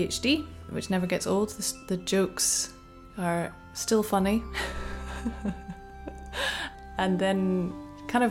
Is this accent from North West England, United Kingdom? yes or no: no; Aberdeenshire, Scotland, United Kingdom; I grew up in Aberdeenshire